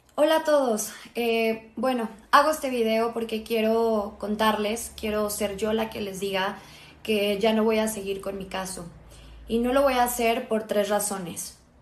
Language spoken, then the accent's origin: Spanish; Mexico; Me siento bastante orgullosa como mexicana